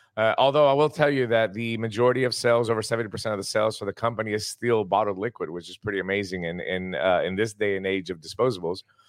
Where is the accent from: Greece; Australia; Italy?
Greece; also born or lived in Tennessee, United States; Greece, which is my home country